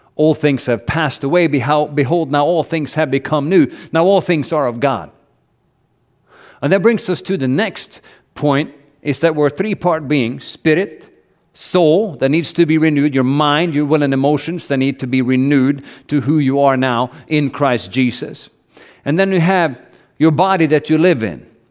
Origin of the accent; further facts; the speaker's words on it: Norway; moved away as an adult; I grew up in Norway, and all, everything's paid for by the government